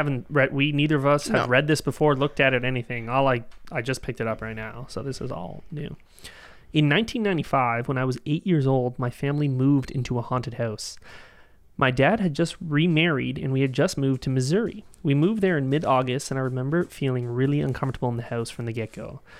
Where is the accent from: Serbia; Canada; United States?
Canada; We're Canadian. We don't have guns.